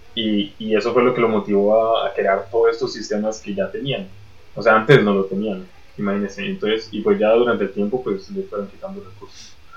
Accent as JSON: {"language": "Spanish", "country": "Colombia", "said": "en Colombia también tenemos ese tipo de mercados"}